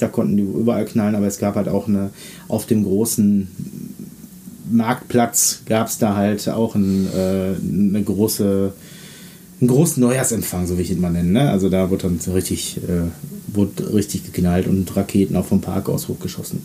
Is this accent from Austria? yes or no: no; North Rhine-Westphalia, Germany; bei uns in NRW hier